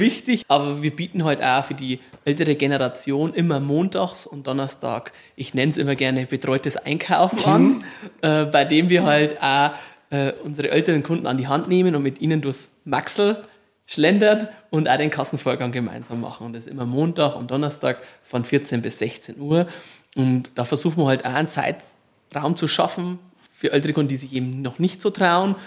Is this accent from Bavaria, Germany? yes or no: yes; Marktredwitz, Bavaria, Germany; also born or lived in Poppenreuth near Waldershof; Geboren in Marktredwitz. Mhm. Viele Jahre gewohnt in Poppenreuth bei Waldershof